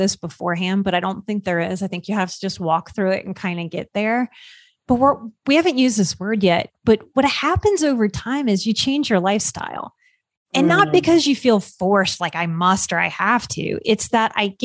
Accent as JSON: {"language": "English", "region": "Louisiana", "country": "United States", "tie": "born or raised there", "said": "I grew up in Louisiana. So I grew up on soul food."}